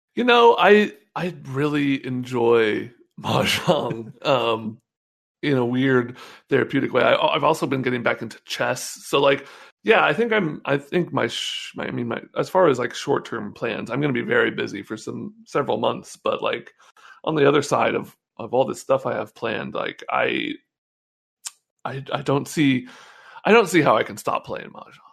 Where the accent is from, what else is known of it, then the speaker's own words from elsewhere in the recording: North Bay, California, United States; also born or lived in San Francisco; I've lived in the Bay my whole life. You know, I grew up in the North Bay